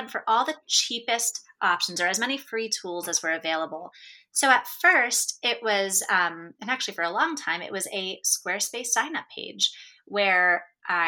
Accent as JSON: {"language": "English", "country": "United States", "said": "as an American"}